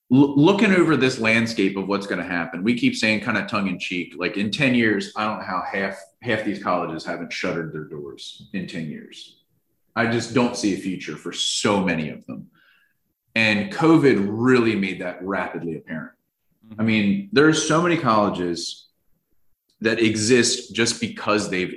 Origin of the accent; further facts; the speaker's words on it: New Jersey, United States; moved away; also born or lived in South Carolina; I'm from New Jersey and I went to school in South Carolina